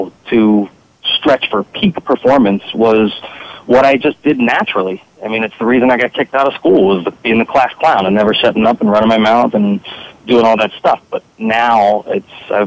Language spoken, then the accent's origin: English; Philadelphia, Pennsylvania, United States; moved away as an adult; now in San Diego, United States; I actually live in San Diego, but I'm originally from the Philadelphia area